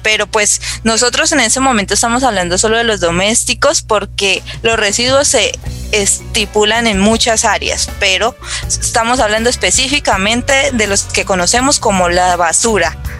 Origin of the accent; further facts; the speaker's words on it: La Paila, Valle del Cauca, Colombia; yo soy de La Paila, Valle del Cauca, no soy de Cali, sino que soy de aquí, de la zona norte del valle